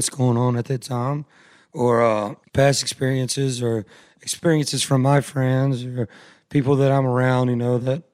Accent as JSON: {"language": "English", "area": "Pittsburg", "region": "East Texas", "country": "United States", "tie": "born or raised there", "moved": "yes", "said": "I grew up in Pittsburgh"}